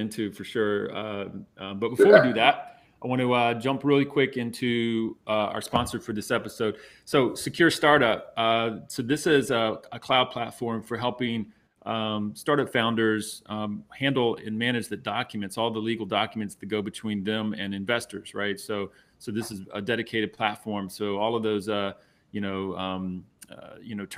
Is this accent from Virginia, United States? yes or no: no; Savannah, Georgia, United States; I was born in Savannah